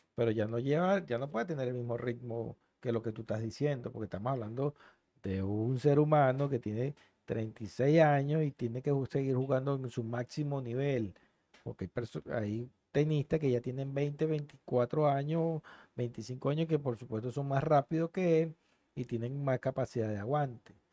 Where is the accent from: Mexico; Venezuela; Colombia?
Venezuela; nosotros como venezolanos